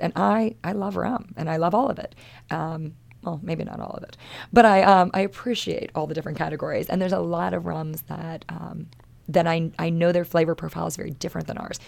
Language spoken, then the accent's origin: English; Maryland, United States; moved away as an adult; I'm born and raised in Maryland. This is, this is my home state